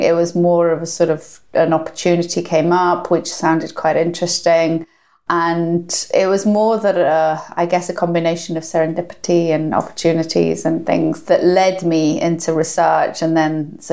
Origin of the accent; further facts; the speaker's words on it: North Wales, United Kingdom; I grew up in North Wales